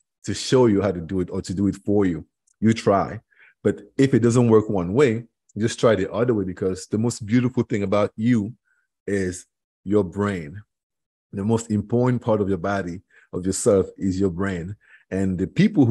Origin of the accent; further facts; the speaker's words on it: Cameroon; English is a second language; moved away as an adult; now in Florida, United States; I am from Cameroon originally, which is in West Africa, 6,000 miles away from here.